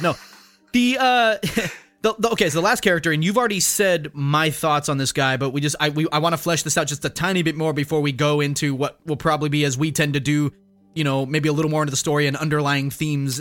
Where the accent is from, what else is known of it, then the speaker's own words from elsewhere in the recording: United States; just an American who's not of that era